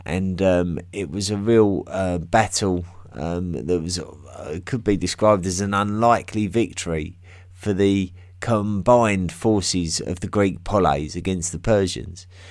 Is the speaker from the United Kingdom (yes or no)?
yes; England, United Kingdom; accent: English; my English accent